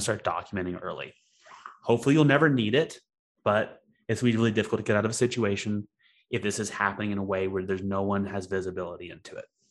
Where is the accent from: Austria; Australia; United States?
United States; Alabama Gulf Coast; I grew up on the Alabama Gulf Coast, and so my father fished a lot when I was when I was a kid